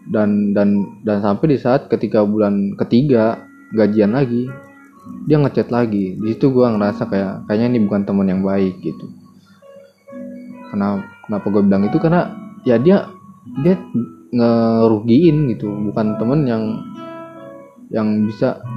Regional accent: Lubuk Alung, West Sumatra, Indonesia; now in Bekasi, Indonesia; kalau gue ke ke kampung gue nih di Lubuk Alung di Sumatera Barat gue punya temen di situ

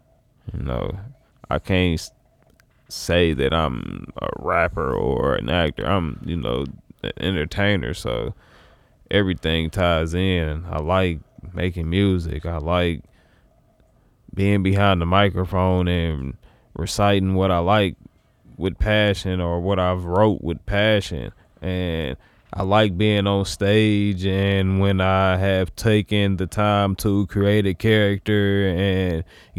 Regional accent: Wyoming, United States; Like, look, bro, chill. I'm from Wyoming.

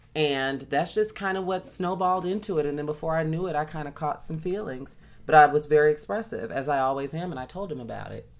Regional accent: Chicago, Illinois, United States; I have, had a huge house uh, that I grew up in in Chicago.

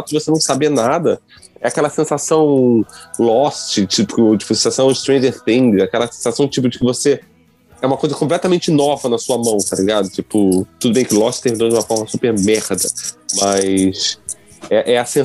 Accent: Rio de Janeiro, Brazil; also born or lived in Santa Catarina; now in Portugal; eu morei muito tempo no Rio de Janeiro, eu nasci lá e mudei para Santa Catarina, Santa Catarina e meu sotaque mudou.

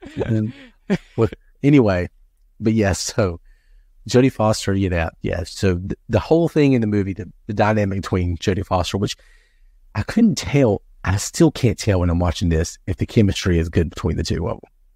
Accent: the Bible Belt, United States; I grew up in the Bible Belt

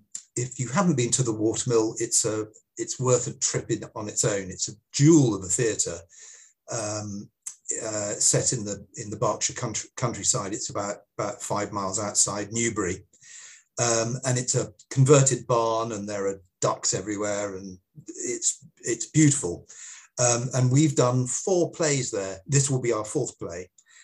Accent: Singapore; hopefully they will find it as funny as I did when I was growing up in Singapore.

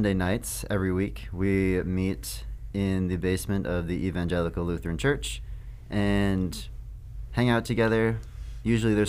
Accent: Cannon Falls, Minnesota, United States; moved away; my hometown, Cannon Falls.

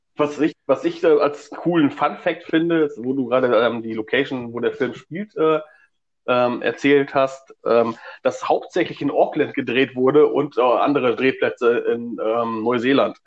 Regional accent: Stemwede, North Rhine-Westphalia, Germany; ich komme aus äh, Stemwede, ähm, das ist irgendwo am Arsch der Welt.

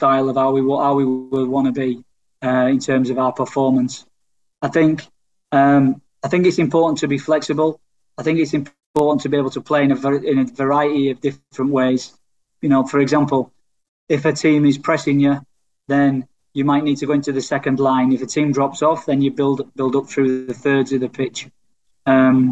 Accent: England, United Kingdom; as an Englishman

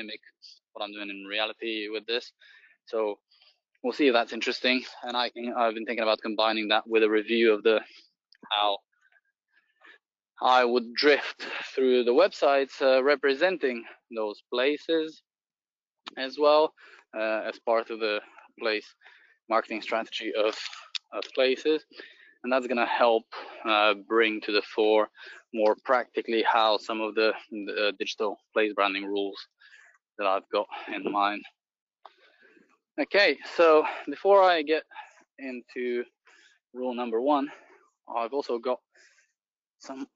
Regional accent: Bulgaria; moved away; I'm originally from Bulgaria.

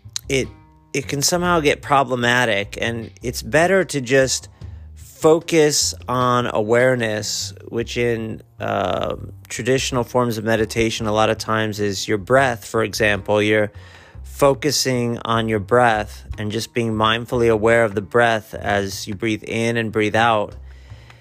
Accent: Akron, Ohio, United States; I was born in Akron

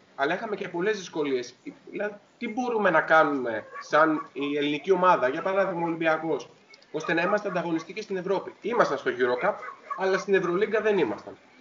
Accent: Greece; εμείς σαν Έλληνες

